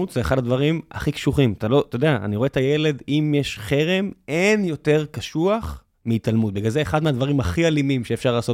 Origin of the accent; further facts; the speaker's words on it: Tel Aviv, Tel Aviv District, Israel; ואני הולך דרך העיר שגדלתי בה, גרתי בבית, ונולדתי במצדה. ו, ואני, זהו, אני תל אביבי